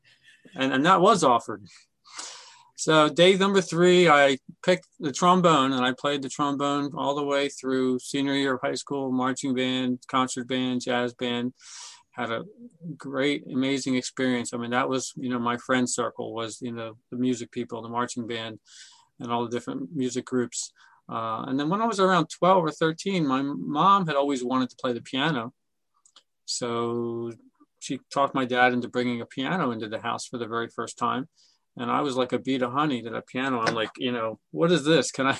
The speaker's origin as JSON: {"language": "English", "town": "Brookhaven", "region": "Pennsylvania", "country": "United States", "tie": "born or raised there", "said": "I grew up just outside of Philadelphia in a town called Brookhaven"}